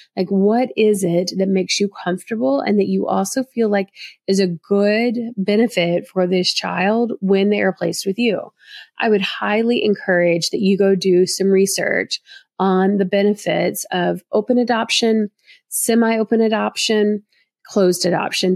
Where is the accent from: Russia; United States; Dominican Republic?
United States; the South, Southern United States; accent: Southern; my Southern accent in me.